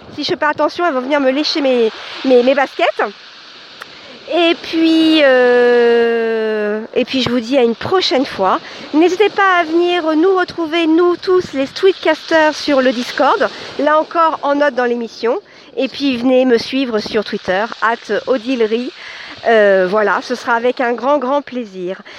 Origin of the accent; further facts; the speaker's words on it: Chartres, Centre-Val de Loire, France; Chartres, c'est ma ville natale